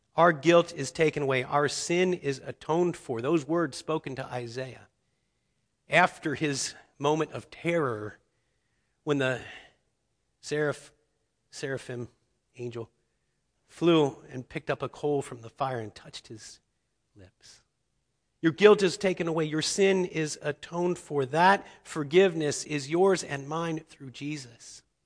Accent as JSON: {"language": "English", "town": "Cincinnati", "region": "Ohio", "country": "United States", "tie": "born or raised there", "said": "I grew up in Cincinnati, Ohio"}